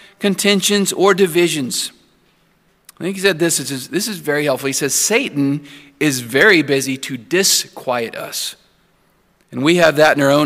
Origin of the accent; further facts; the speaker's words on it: Santa Anna, Texas, United States; moved away; my hometown, Santa Ana, Texas